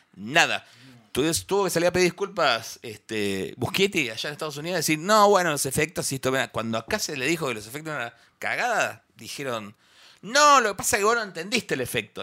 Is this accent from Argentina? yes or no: yes; near Bahía Blanca, Buenos Aires Province, Argentina; la que es del interior como yo